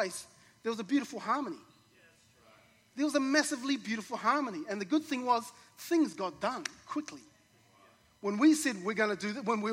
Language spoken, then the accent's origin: English; New Zealand; I grew up in New Zealand in a community of a small rural community.